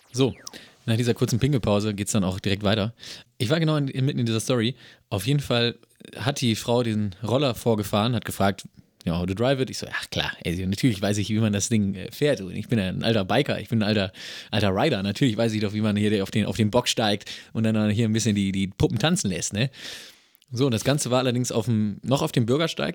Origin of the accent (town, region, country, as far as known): Germany